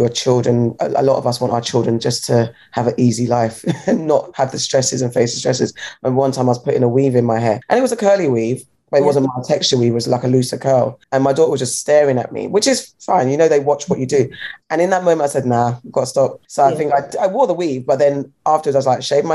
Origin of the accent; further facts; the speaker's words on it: London, United Kingdom; I'm a Londoner.